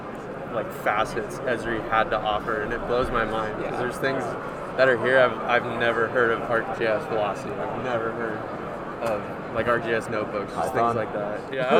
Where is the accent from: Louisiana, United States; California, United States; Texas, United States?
California, United States; San Diego; Currently, I'm a student at the University of Redlands, native to San Diego